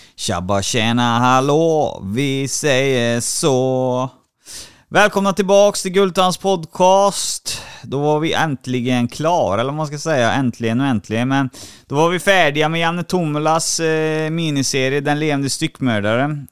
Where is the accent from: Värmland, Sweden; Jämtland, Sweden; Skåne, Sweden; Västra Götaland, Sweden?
Västra Götaland, Sweden; Trollhättan; Trollhättan är jag ifrån. Det hör du säkert på dialekten